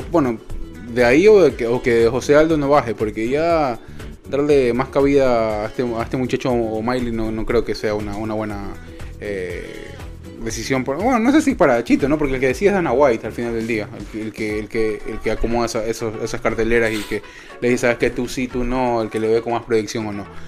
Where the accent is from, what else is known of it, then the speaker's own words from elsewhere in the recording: Ecuador; uno como ecuatoriano